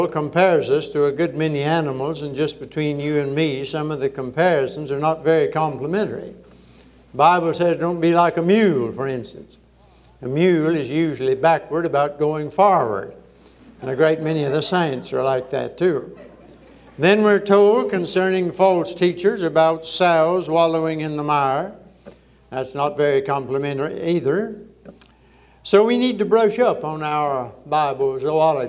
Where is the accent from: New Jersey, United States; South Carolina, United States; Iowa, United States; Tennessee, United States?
South Carolina, United States; Charleston; I am from Charleston, South Carolina